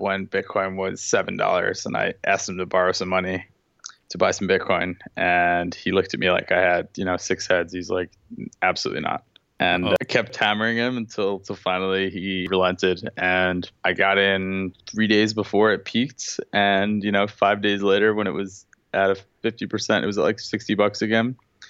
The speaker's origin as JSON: {"language": "English", "town": "Long Beach", "region": "New York", "country": "United States", "said": "I'm from Long Beach, New York."}